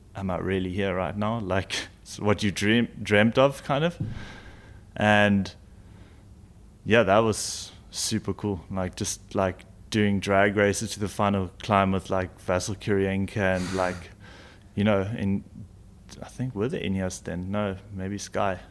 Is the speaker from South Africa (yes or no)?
yes; South Africa; being a South African